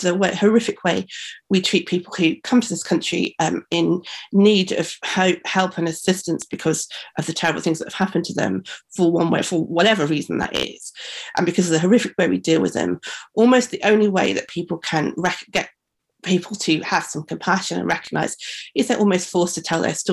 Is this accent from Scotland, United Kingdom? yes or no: no; Black Country, West Midlands, United Kingdom; I'm from the Black Country in the West Midlands